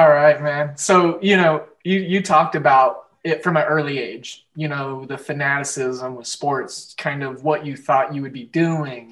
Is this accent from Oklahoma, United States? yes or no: yes; Oklahoma, United States; moved away; also born or lived in Kansas City; I grew up in Oklahoma